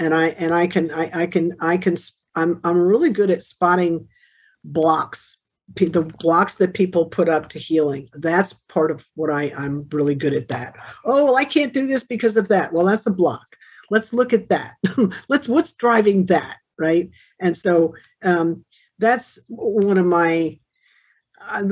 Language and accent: English; Wilmington, Delaware, United States; Wilmington. I was born in Wilmington.